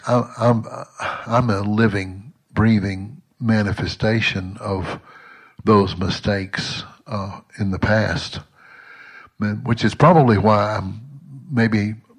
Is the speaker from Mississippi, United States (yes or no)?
yes; Southwest Mississippi, United States; as a boy growing up in Southwest Mississippi in the 50s and 60s